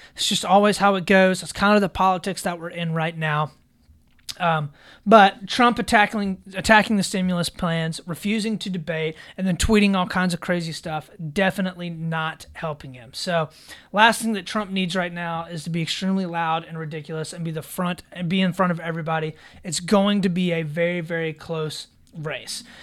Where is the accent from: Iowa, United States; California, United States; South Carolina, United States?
South Carolina, United States; my home state here of South Carolina